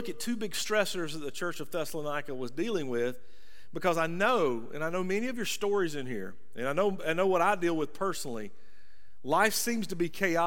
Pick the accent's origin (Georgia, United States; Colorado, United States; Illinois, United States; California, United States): Georgia, United States; rural; accent: rural Georgia; my rural Georgia accent